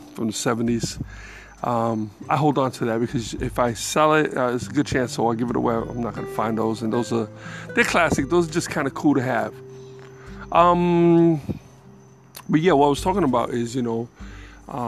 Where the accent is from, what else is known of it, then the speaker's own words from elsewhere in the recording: New York City, New York, United States; moved away; I'm from the Bronx